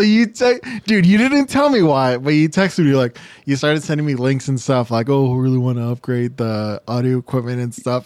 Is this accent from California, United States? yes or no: yes; Monterey Park, California, United States; I grew up in Monterey Park.